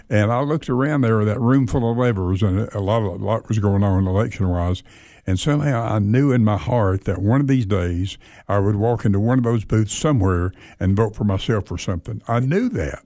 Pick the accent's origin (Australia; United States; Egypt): United States; Athens, Tennessee; moved away as an adult; also born or lived in Sweetwater, Tennessee; now in Cookeville, United States; I was born in Sweetwater, Tennessee